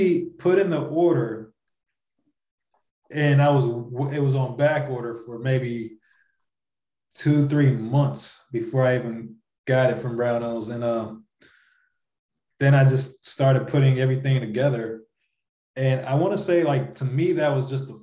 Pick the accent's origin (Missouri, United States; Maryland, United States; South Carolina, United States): Maryland, United States; moved away; growing up in Maryland